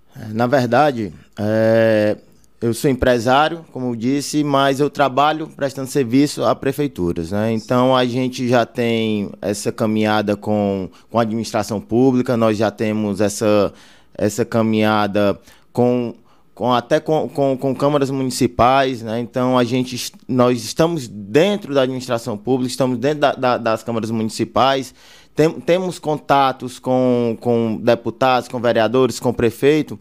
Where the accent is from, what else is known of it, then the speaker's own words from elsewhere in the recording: Fortaleza, Ceará, Brazil; now in Baturité, Brazil; nasci em Fortaleza, mas minha família toda é de Baturité, meus pais são de Baturité, é, hoje eu moro nas Areias